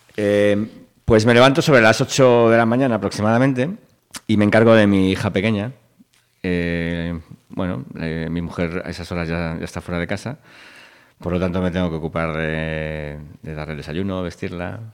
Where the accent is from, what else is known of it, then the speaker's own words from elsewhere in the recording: Vigo, Galicia, Spain; mi padre era profesor en Vigo y con lo cual pues eh, vivimos en Vigo y nacimos en Vigo